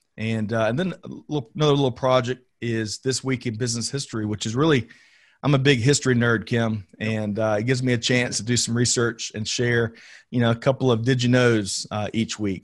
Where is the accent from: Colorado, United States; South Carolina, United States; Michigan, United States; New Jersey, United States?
South Carolina, United States; Aiken; born and raised in Aiken, South Carolina